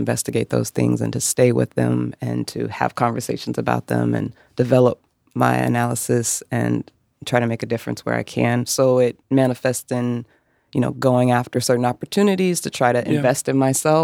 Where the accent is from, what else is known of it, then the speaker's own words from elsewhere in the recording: Tacoma, Washington, United States; also born or lived in Spokane, Washington; I'm originally from Tacoma, Washington, near Seattle.